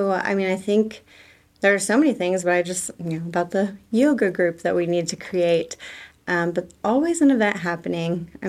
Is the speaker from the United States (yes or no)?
yes; Tulsa, Oklahoma, United States; born there; now in Tahlequah, United States; I was born in Tulsa. I love Tulsa, but it's a huge city.